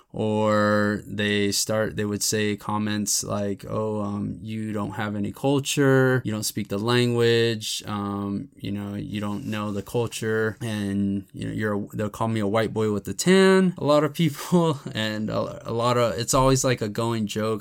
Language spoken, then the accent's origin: English; United States; growing up, I always just considered myself Mexican-American or Chicano.